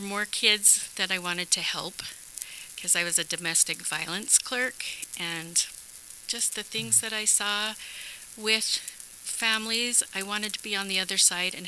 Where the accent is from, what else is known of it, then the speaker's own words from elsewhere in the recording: Spanish Fork, Utah, United States; I was born and raised in Spanish Fork, so I was a Park Panther